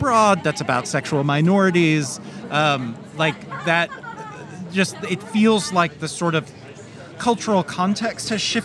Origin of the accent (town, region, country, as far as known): Kentucky, United States; moved away; also born or lived in Bulgaria